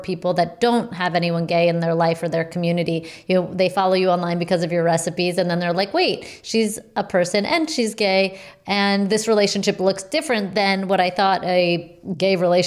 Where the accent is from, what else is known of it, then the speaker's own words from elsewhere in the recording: New York City, New York, United States; I grew up in New York City